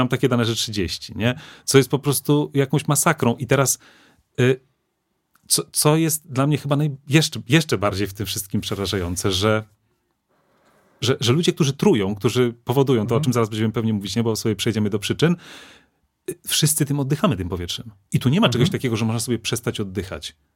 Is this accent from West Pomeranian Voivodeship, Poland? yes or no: no; Lublin, Lublin Voivodeship, Poland; jesteśmy ze ściany wschodniej, jesteśmy z Lublina